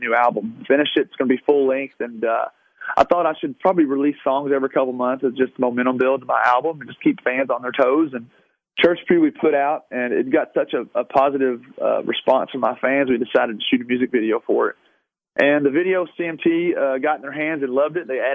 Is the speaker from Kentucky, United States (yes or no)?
yes; Louisville, Kentucky, United States; moved away; it was my hometown